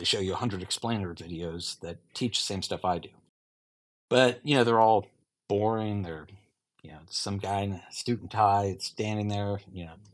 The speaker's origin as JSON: {"language": "English", "region": "Ohio", "country": "United States", "moved": "as an adult", "lives_now": "Michigan, United States", "said": "I'm from Ohio and grew up a Buckeye fan"}